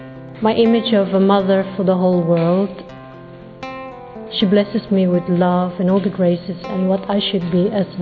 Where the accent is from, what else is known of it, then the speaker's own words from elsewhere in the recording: Philippines; I'm 42. I'm from the Philippines.